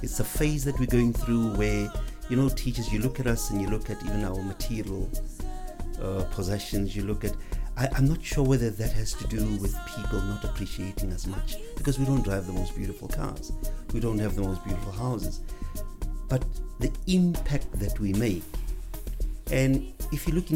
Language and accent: English; Johannesburg, Gauteng, South Africa; also born or lived in Rabie Ridge; I was brought up, born and bred in Alexander Township